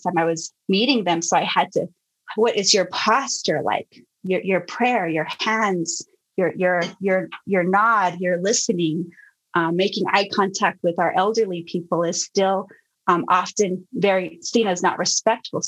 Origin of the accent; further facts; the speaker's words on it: Lukachukai, Arizona, United States; I grew up in, it's called Luk'ach Ekai, and it's describing a valley